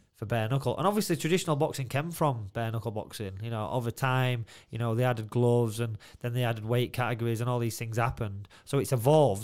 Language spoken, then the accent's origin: English; Doncaster, Yorkshire and the Humber, United Kingdom; Donnydome, it's like, it's me, it's my hometown. All my mates are there.